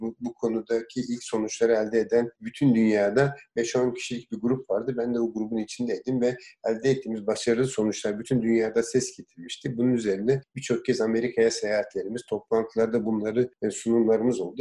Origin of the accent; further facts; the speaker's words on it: Diyarbakır, Diyarbakır Province, Turkey; Diyarbakır'da doğdum. İlkokulu evimizin yakınındaki Diyarbakır İnönü İlkokulu'nda bitirdim.